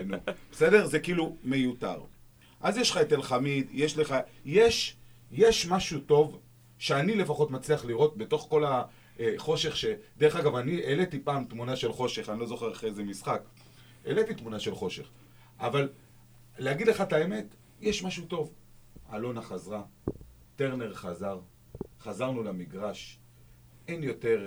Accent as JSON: {"language": "Hebrew", "town": "Dimona", "region": "Southern District", "country": "Israel", "said": "אני דימונאי הרי, אני לא באר שבעי כמוכם"}